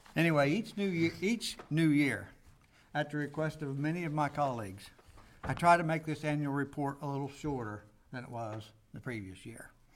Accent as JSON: {"language": "English", "region": "Ohio", "country": "United States", "tie": "born or raised there"}